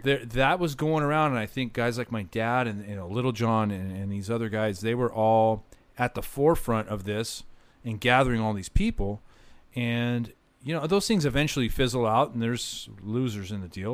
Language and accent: English; Orange County, Southern California, United States; growing up in Southern California, especially in Orange County, uh, LA area